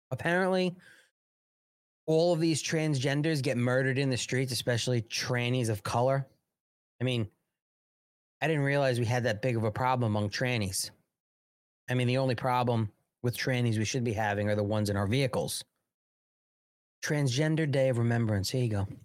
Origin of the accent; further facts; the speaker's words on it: United States; born there; This is America. This I was born in America.